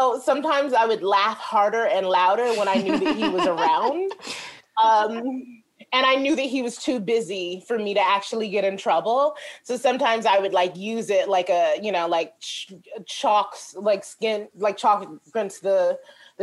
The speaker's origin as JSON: {"language": "English", "town": "New York City", "region": "New York", "country": "United States", "tie": "born or raised there", "also_born_or_lived": "Chicago", "said": "I'm from Brooklyn, New York. And the building I lived in was like kind of tough"}